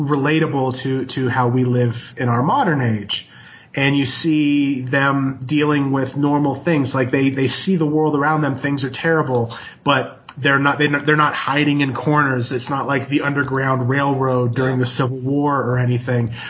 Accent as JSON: {"language": "English", "country": "United States", "tie": "born or raised there", "said": "growing up in America"}